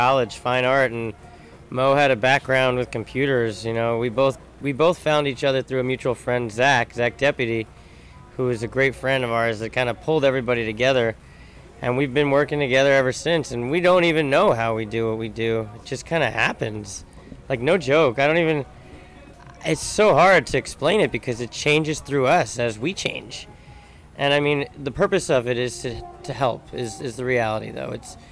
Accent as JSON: {"language": "English", "region": "New York", "country": "United States", "tie": "born or raised there", "also_born_or_lived": "Florida", "said": "I grew up in New York"}